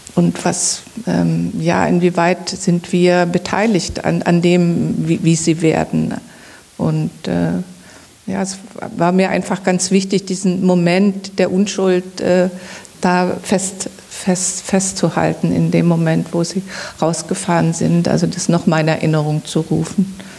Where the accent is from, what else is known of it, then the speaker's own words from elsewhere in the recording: Zwickau, Saxony, Germany; moved away; also born or lived in Berlin; da, wo ich herkomme, in Zwickau, wurden die Kohlen auf den Hof gekippt und ich musste die mit meiner Schwester in den Eimer rein